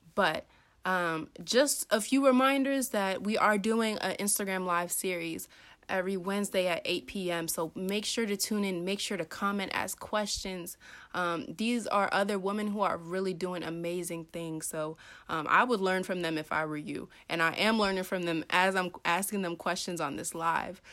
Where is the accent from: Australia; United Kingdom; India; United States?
United States; Maryland; I'm from Maryland